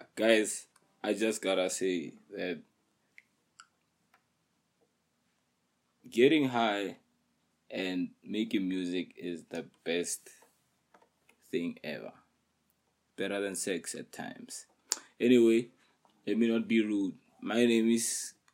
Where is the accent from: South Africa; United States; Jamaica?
South Africa; Pretoria, Gauteng; I'm in PTA, South Africa, right? And then I come from a hood. I come from Soshawan.